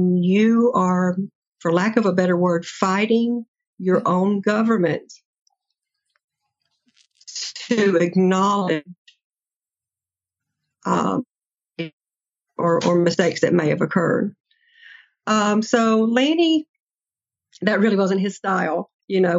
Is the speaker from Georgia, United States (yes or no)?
yes; near Fort Benning, Georgia, United States; I grew up near Fort Benning, and so I was very familiar with the military culture